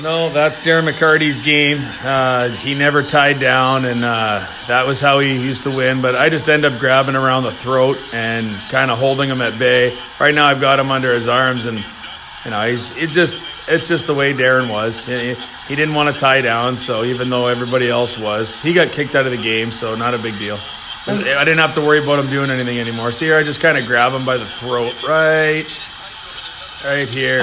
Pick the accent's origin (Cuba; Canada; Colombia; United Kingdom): Canada; Moose Jaw, Saskatchewan; moved away as an adult; also born or lived in Minot, North Dakota / Worcester, Massachusetts; now in St. Louis, United States; I played two years in my hometown of Moose